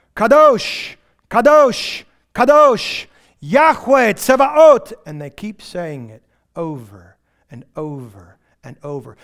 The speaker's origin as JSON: {"language": "English", "region": "Texas Panhandle", "country": "United States", "also_born_or_lived": "Houston", "moved": "yes", "lives_now": "East Texas, United States", "said": "I am from the Texas Panhandle, where we only got electricity about twelve years ago."}